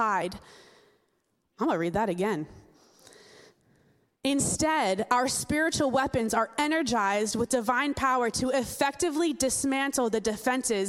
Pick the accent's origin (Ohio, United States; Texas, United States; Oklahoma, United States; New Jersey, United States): New Jersey, United States; I'm from Jersey